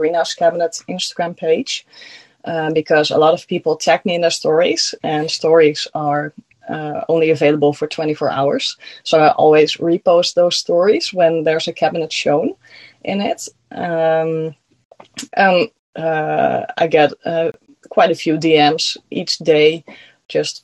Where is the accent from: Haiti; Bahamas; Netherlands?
Netherlands; accent: Dutch; first language Dutch; English is a second language; I'm from the Netherlands. That's why I have an accent.